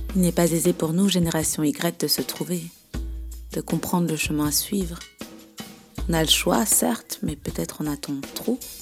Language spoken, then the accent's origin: French; Belgium; Je suis belge, j'ai 32 ans.